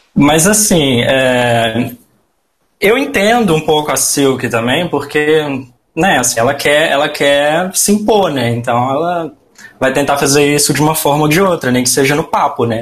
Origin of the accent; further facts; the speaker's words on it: Belo Horizonte, Minas Gerais, Brazil; now in Sorocaba, Brazil; Sou mineiro